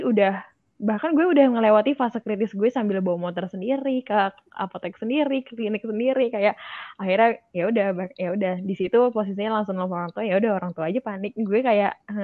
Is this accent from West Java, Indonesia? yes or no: yes; Bekasi, West Java, Indonesia; moved away as an adult; also born or lived in Jatinangor; gue dari Bekasi